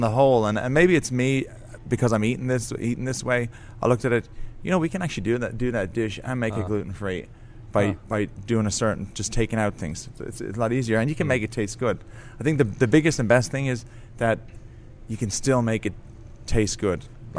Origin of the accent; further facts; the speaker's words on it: Ireland; We started making breads at home, trying to make bread because I'm Irish.